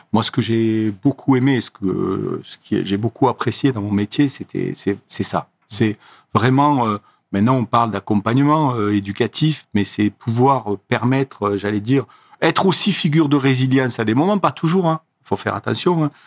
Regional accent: Lozère, Occitania, France; moved away as an adult; also born or lived in Montpellier; je suis originaire de Lozère

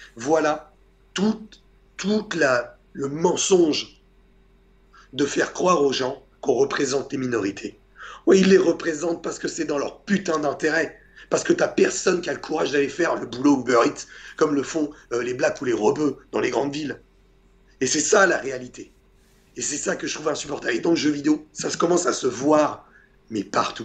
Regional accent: Portugal; moi je suis portugais

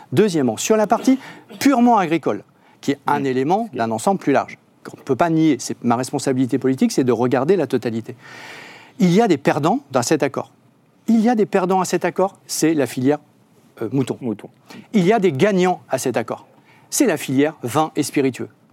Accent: Hauts-de-France, France; la région des Hauts-de-France dont je viens

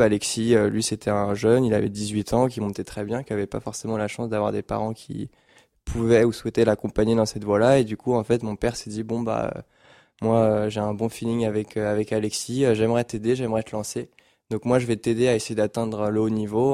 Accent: Paris region, Île-de-France, France; au début, on habitait à Paris, on a déménagé en région parisienne, ici justement

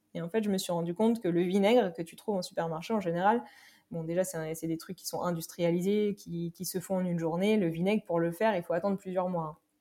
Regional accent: Normandy, France; now in Paris, France; Je suis originaire de Normandie

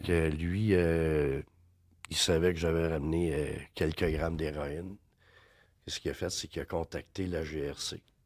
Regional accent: Drummondville, Quebec, Canada; moved away as an adult; also born or lived in Vancouver, Canada; j'ai grandi à Drummondville. Je suis venu au monde à Drummondville

